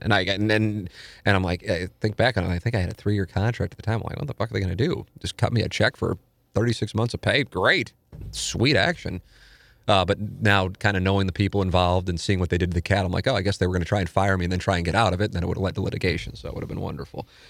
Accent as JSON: {"language": "English", "town": "St. Louis", "region": "Missouri", "country": "United States", "tie": "born or raised there", "moved": "yes", "said": "my hometown"}